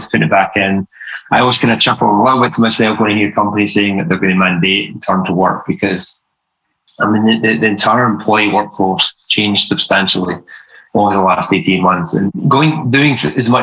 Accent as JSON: {"language": "English", "region": "Scotland", "country": "United Kingdom", "moved": "as an adult", "lives_now": "United States", "said": "my accent is not your typical American accent. I'm originally from Scotland. I moved away from Scotland in my early 20s"}